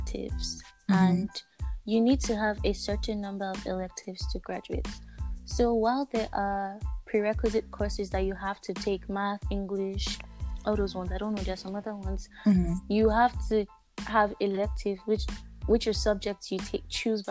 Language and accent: English; Nigeria; I am a Nigerian teenager.